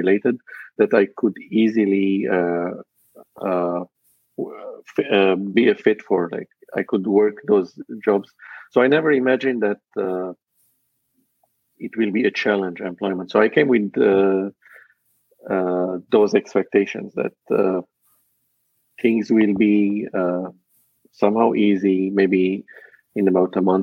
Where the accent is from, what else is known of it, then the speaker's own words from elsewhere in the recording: Lebanon; also born or lived in Dubai; now in Canada; I'm originally from Lebanon, and my heritage is Armenian.